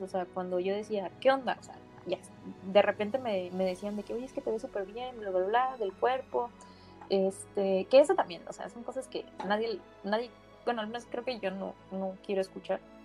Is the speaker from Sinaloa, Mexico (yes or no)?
no; Ciudad del Carmen, Campeche, Mexico; Ciudad del Carmen, Campeche